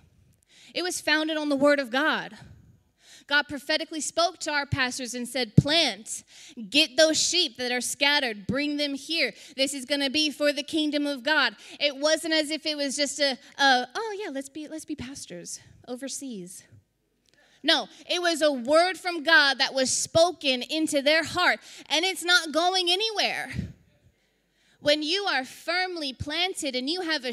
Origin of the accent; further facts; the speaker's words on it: South Texas, United States; We're from South Texas. We get hurricanes. I've seen them my whole life